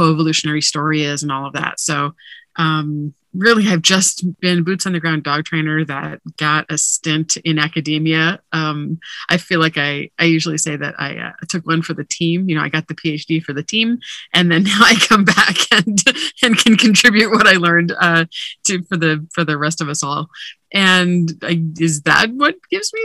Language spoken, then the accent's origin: English; Hawaii, United States; moved away; also born or lived in Oahu / Big Island; I'm from Hawaii originally